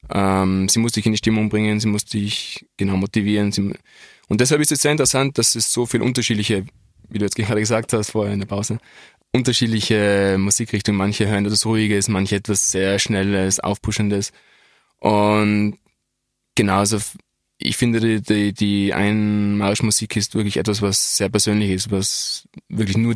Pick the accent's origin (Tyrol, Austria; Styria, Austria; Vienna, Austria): Tyrol, Austria; Innsbruck; also es war für mich auch sehr, als Innsbrucker, ein großer Moment, in der Dogana zu kämpfen